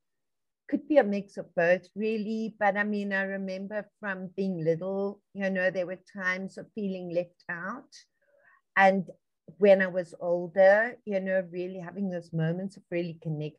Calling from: Johannesburg, Gauteng, South Africa; I'm tuning in from Johannesburg, South Africa, on the African continent, way across the ocean from you, and yet right together.

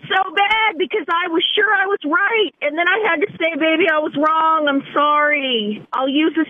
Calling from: Fayetteville, Arkansas, United States; I'm calling from Fayetteville.

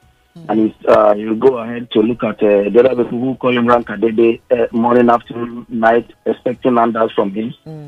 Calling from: Ikoyi, Lagos, Nigeria; I'm calling from Ikoyi.

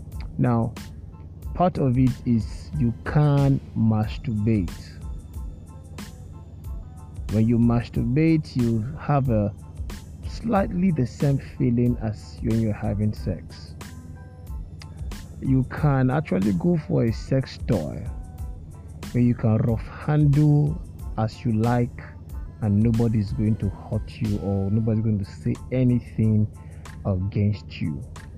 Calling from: Lagos, Nigeria; and I'm speaking from Lagos, and for all of you listening to me outside Lagos, right here in Lagos, it is a little sunny

